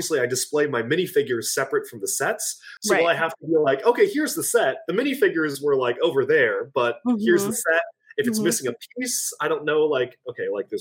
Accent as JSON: {"language": "English", "region": "Washington", "country": "United States", "tie": "born or raised there", "said": "born and raised in Washington"}